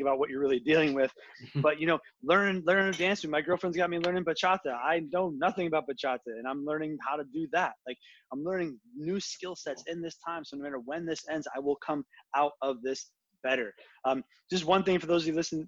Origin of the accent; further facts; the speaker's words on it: United States; as an American who actually cares